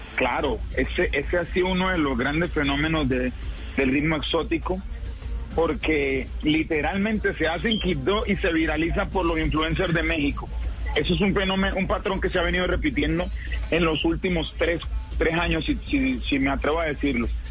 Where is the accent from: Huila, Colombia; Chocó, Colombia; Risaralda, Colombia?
Chocó, Colombia; como colombianos, como chocuanos